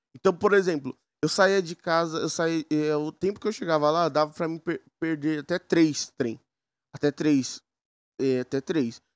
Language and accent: Portuguese; São Paulo, Brazil; Eu sou de São Paulo